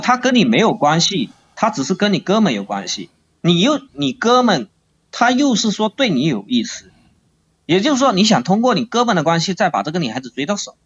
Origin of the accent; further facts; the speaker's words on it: Longyan, Fujian, China; 我是福建龙岩的